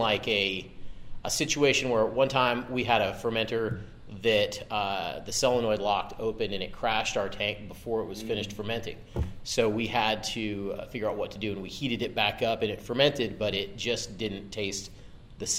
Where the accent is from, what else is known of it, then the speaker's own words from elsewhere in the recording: Texas, United States; I'm from Texas